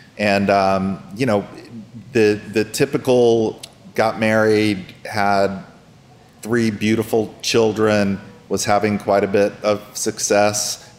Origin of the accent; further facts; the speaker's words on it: Greensboro, North Carolina, United States; born there; Greensboro. We moved around a lot. My father was a regional manager for Roadway Trucking Company, so we didn't stay anywhere long.